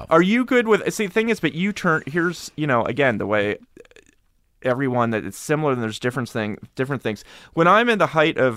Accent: Harrisburg, Pennsylvania, United States; I grew up in Harrisburg.

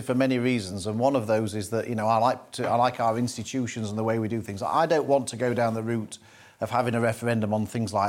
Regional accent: Doncaster, Yorkshire and the Humber, United Kingdom; my mum was a bookmaker when I was growing up in Doncaster

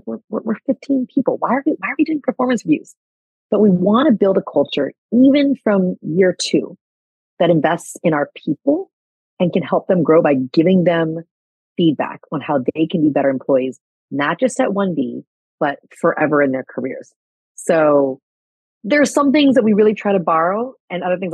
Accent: United States; also born or lived in California; now in New York, United States; by nature of my being American, I can live and work here

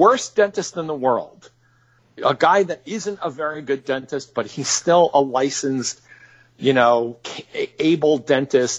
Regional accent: near Springfield, Massachusetts, United States; I grew up near Springfield, Massachusetts, in the Connecticut Valley

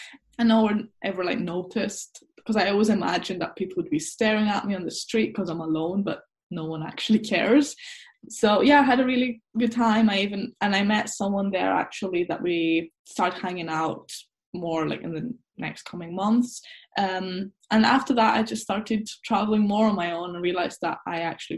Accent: Scotland, United Kingdom; I'm half Scottish, half Greek.

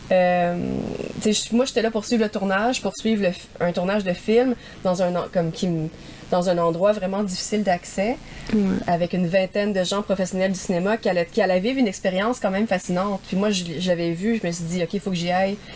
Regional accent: Montreal, Quebec, Canada; En habitant en ville, j'ai grandi à Montréal.

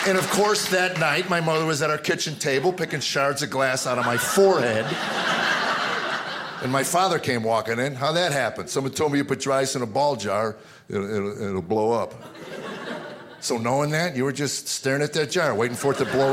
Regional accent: United States; also born or lived in Arizona; growing up in America

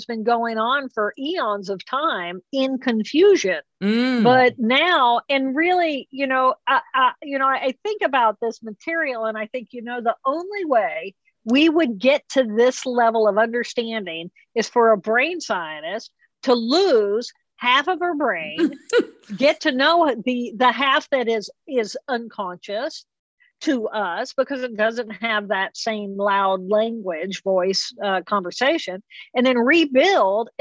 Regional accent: Indiana, United States; I come from Indiana and it's farmland

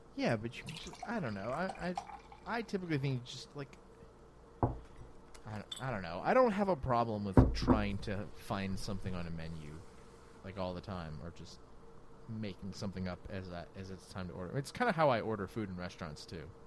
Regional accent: New Orleans, Louisiana, United States; I'm from New Orleans

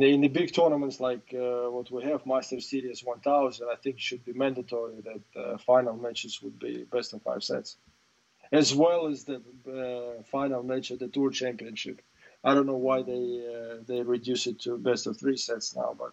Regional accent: Russia; English is a second language; I was the first ever Russian to win the Grand Slam

